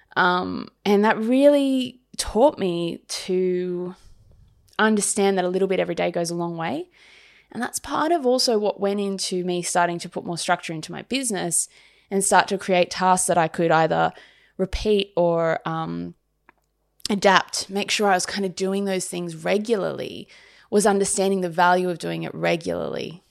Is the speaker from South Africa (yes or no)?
no; Sydney, New South Wales, Australia; moved away as an adult; this is my hometown, but I haven't lived here for such a long time